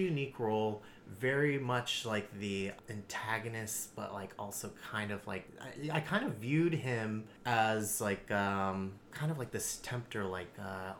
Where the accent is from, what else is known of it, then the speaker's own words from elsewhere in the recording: San Jose, California, United States; San Jose.